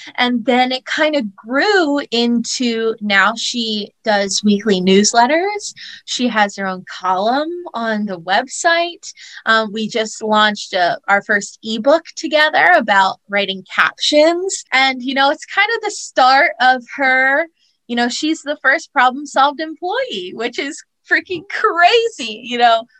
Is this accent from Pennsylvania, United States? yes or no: yes; Easton, Pennsylvania, United States; moved away as an adult; now in New York, United States; i grew up in easton pennsylvania